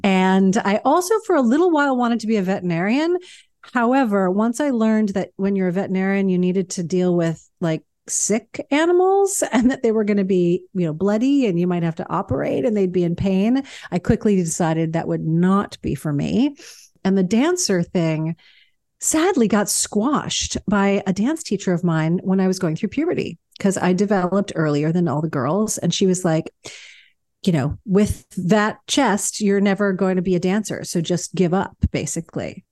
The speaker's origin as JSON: {"language": "English", "town": "New York City", "region": "New York", "country": "United States", "tie": "born or raised there", "also_born_or_lived": "Baltimore, Maryland", "said": "growing up in New York was you know, it was kinda everything, um, I, I grew up fast because of it"}